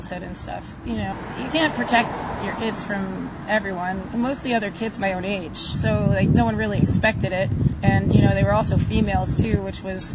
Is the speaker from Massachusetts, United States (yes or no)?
yes; Massachusetts, United States; moved away as an adult; I'm from Massachusetts, suburb up northern area, by like over by Seabrook, like New Hampshire area.